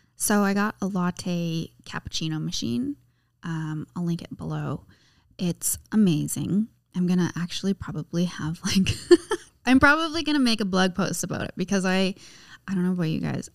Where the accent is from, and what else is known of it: Canada